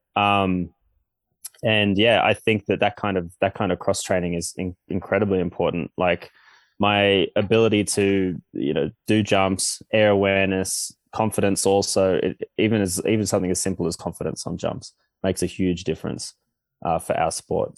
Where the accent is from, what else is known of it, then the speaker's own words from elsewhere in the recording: Australia; growing up in Australia